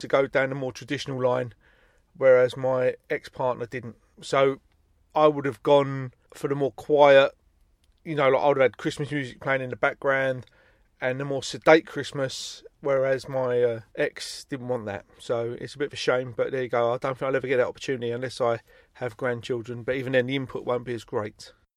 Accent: Stockwell, London, United Kingdom; where I grew up in Stockwell

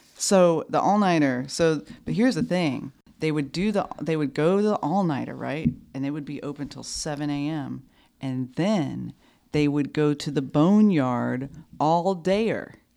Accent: Georgia, United States; I grew up in Georgia

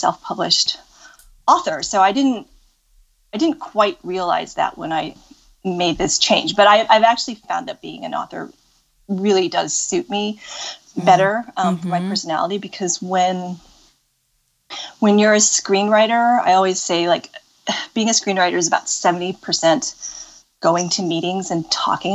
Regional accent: Pacific Northwest, United States; also born or lived in Los Angeles; I grew up in the Pacific Northwest.

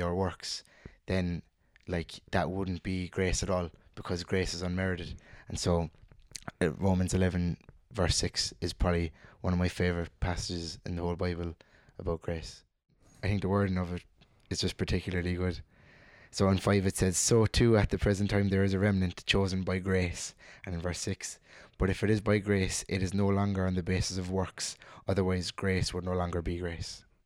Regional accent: Cork, Munster, Ireland; I'm also from Cork, born and raised

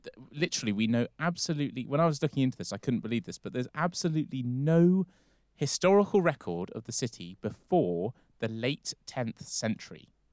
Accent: England, United Kingdom; we're both English or British

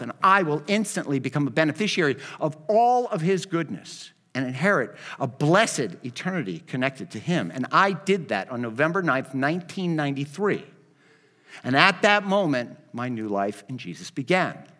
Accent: Miami, Florida, United States; I'm from Miami

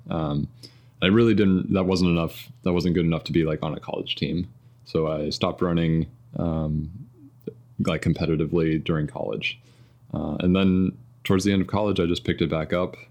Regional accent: suburb of Louisville, Kentucky, Indiana, United States; I grew up in Indiana, um, kind of a suburb of Louisville, Kentucky

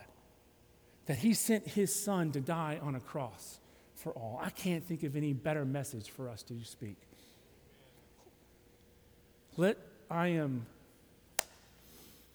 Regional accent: Alabama, United States; now in Tallahassee, United States; I'm from Alabama.

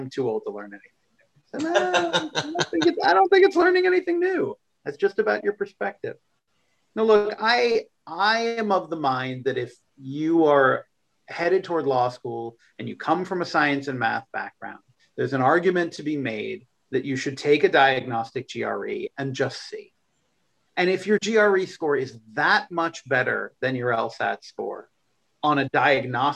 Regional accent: suburbs of Boston, Massachusetts, United States; my hometown

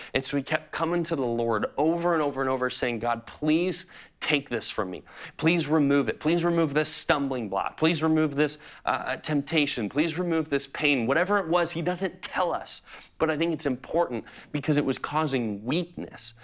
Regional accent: Chicago, Illinois, United States; I'm a true Chicagoan. I grew up in Chicago

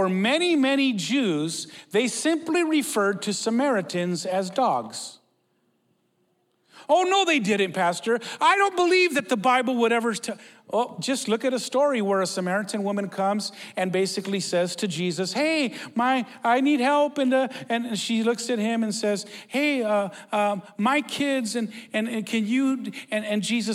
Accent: United States; We're from Mexico. I was born in the U.S.

